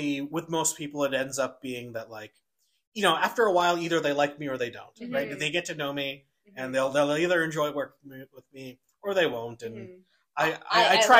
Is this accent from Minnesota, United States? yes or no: no; New York City, New York, United States; also born or lived in Vancouver; now in Calgary, Canada; I grew up in New York City. And then moved to Vancouver.